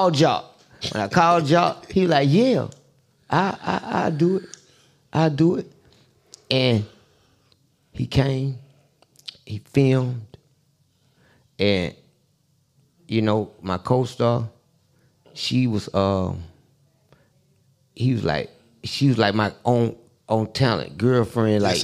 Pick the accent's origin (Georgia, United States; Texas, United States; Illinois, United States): Georgia, United States; Atlanta; we grew up in Southwest Atlanta.